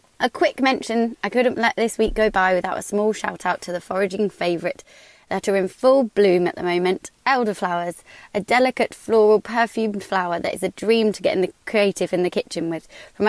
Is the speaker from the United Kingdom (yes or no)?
yes; Midlands, United Kingdom; now in London, United Kingdom; growing up in the Midlands